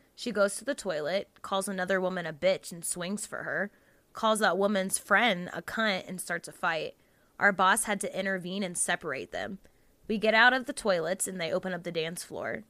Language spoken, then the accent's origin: English; Jacksonville, Florida, United States; I'm from Florida, um, Jacksonville, Florida